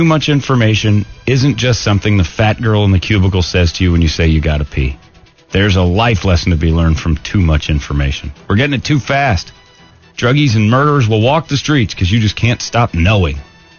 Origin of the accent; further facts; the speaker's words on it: Whiteland, Indiana, United States; White land, and you can take your brown ass out of here.